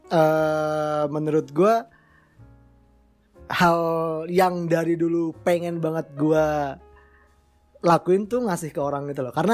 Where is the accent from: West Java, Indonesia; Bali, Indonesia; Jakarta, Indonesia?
West Java, Indonesia; Bandung; now in Malang, Indonesia; Gue asli Bandung. Kenapa lo masih di Malang? Kenapa masih di Malang? Karena rezeki gue di sini.